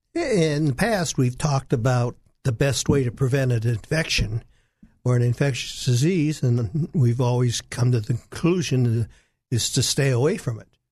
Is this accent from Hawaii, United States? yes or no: no; Los Angeles, California, United States; moved away as an adult; now in Arkansas, United States; I'm from Hollywood, California, where I trained